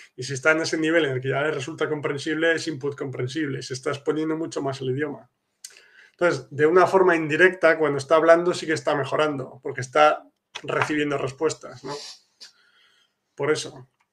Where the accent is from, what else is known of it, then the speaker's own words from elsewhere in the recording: Spain; now in Poland; yo que soy de España